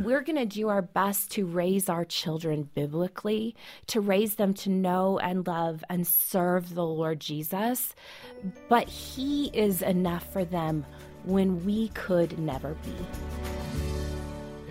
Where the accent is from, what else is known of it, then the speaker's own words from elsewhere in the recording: Colorado, United States; I grew up right here in Colorado